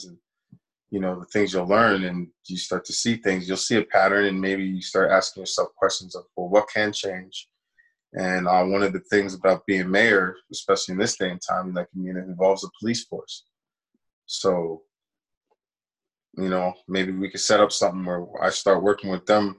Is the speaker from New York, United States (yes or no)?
yes; New York, United States; now in Edmonton, Canada; I grew up in New York, when I was a kid